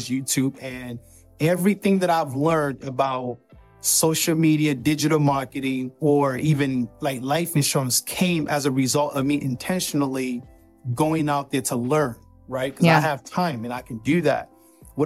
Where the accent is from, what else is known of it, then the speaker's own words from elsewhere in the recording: Nigeria; I'm from Nigeria